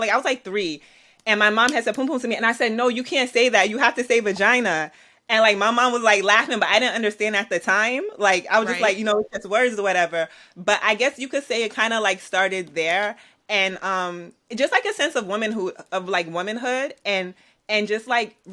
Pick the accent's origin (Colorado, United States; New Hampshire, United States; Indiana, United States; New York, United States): New York, United States; New York City; I'm an artist from Brooklyn, New York.